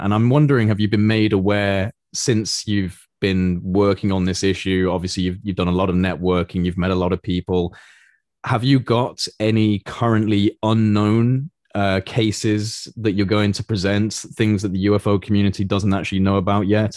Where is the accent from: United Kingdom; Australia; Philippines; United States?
United Kingdom; speaking as a, as a British, uh, citizen